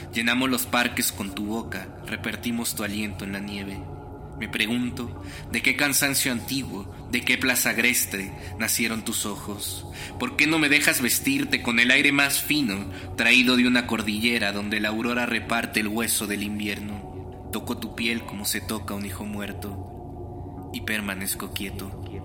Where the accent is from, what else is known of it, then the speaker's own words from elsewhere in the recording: Mexico; also born or lived in Mexico City; Tengo 26 años, nací en México y vivo en la Ciudad de México.